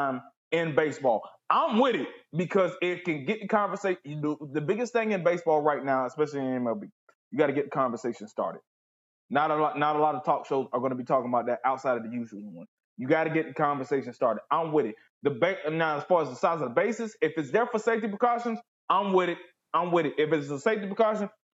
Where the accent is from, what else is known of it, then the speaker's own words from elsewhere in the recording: Southeast Georgia, United States; I grew up in Southeast Georgia.